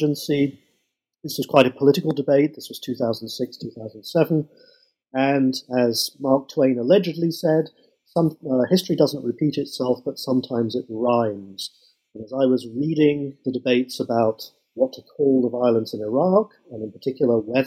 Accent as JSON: {"language": "English", "country": "United Kingdom", "moved": "as an adult", "lives_now": "United States", "said": "I've done everything I can to keep my original accent. As you might tell, I'm not originally an American, but I come from Britain"}